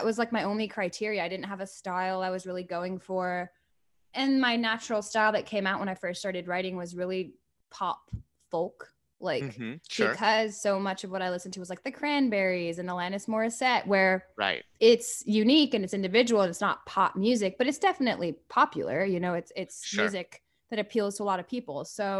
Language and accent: English; Paris, Île-de-France, France; I really loved growing up in Paris.